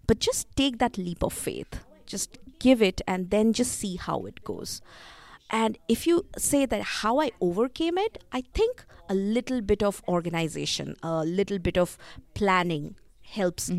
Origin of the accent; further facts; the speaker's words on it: India; growing up in India, folk tales have always been part of my life